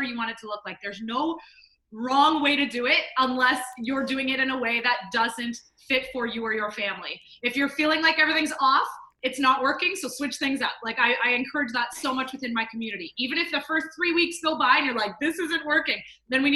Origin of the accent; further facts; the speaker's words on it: Canada; I am Canadian.